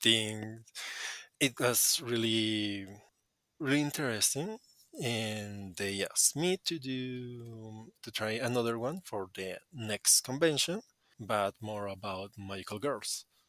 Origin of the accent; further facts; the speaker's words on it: Colombia; English is a second language; I'm from Colombia